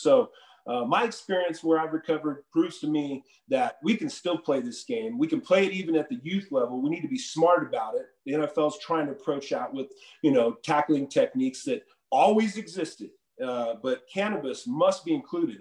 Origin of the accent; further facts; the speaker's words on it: Southern California, United States; also born or lived in Utah / Moses Lake, Washington; I grew up in Southern California. I moved to Southern California when I was 10